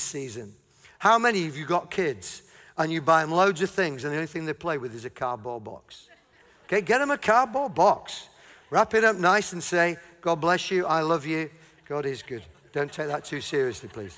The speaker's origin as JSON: {"language": "English", "region": "Yorkshire and the Humber", "country": "United Kingdom", "said": "I'm from Yorkshire."}